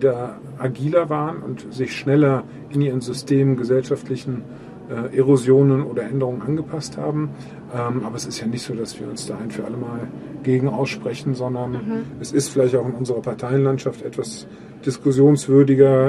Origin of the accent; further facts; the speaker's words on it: Germany; wir Deutschen